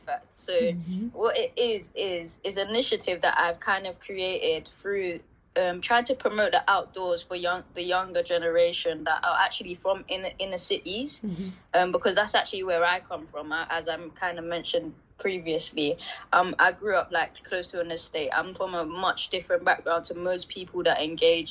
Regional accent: London, United Kingdom; I grew up in Deptford, and I now live still locally

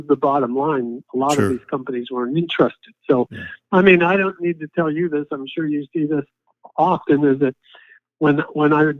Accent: Ohio, United States; now in Pennsylvania, United States; I was actually born and raised in Ohio

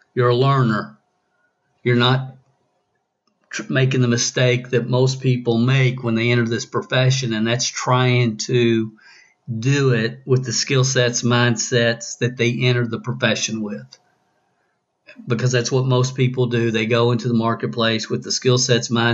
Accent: the South, United States; accent: southern; my southern accent

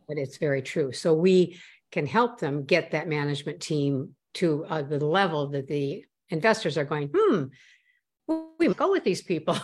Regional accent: Midwest, United States; also born or lived in Boston area, Massachusetts; now in Boston, United States; I was born in the Boston area, which is where I live now, north of Boston. And I grew up, however, in the Midwest where my father's family is from

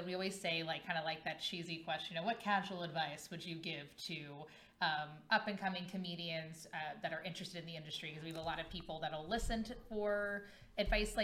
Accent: Cincinnati, Ohio, United States; now in St. Louis, United States; originally, I'm from Cincinnati, Ohio

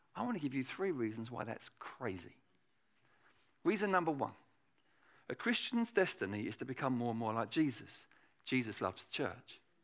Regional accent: England, United Kingdom; in England

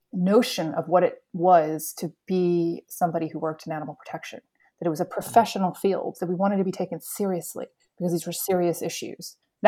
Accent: Spain; also born or lived in United States / England; So I grew up in Spain, and then I went to university in Florida. I should say my early years until I was 11 were in Florida. Then I went to Spain. Then I went back to Florida for university. And then I went to England for 10 years.

